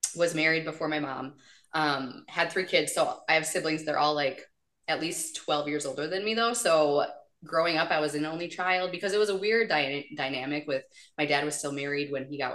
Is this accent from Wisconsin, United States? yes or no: yes; small town Wisconsin, United States; the town I grew up in small town Wisconsin